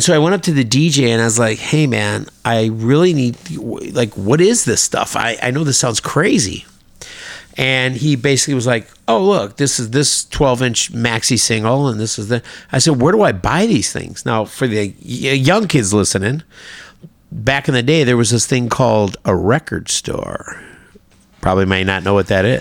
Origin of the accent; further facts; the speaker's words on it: Tinley Park, Illinois, United States; I grew up in Tinley Park.